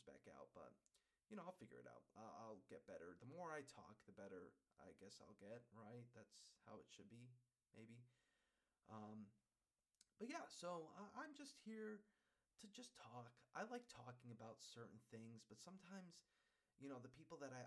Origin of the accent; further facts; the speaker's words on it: Holyoke, Massachusetts, United States; I'm from Massachusetts, born and raised.